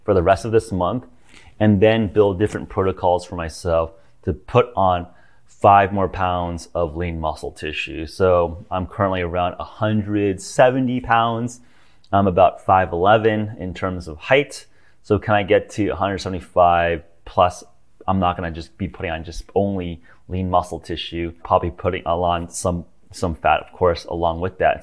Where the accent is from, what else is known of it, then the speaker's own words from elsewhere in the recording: United States; I'm American, I'm also a citizen of Earth